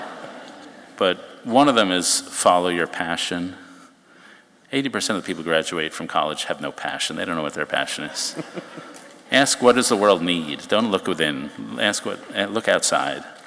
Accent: New York, United States; also born or lived in Chicago; I grew up in New York

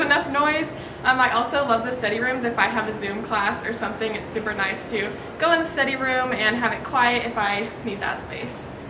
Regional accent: Grand Island, Nebraska, United States; I'm from Grand Island, Nebraska.

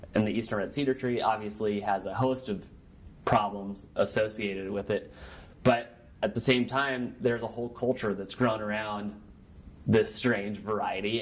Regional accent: Nebraska, United States; also born or lived in Chicago; I'm born and raised in Nebraska, went to school here, traveled around, came back, lived here a little bit longer

